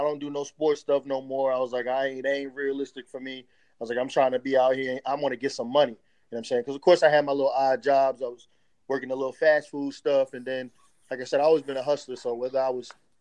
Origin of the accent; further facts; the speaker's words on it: Hampton, Virginia, United States; also born or lived in New York; they moved us down from New York. I'm originally from New York, and so is my family. They moved us down to Virginia